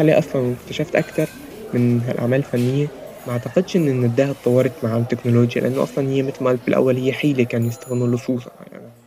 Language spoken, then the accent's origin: Arabic; Syria; now in Egypt; عندنا في سوريا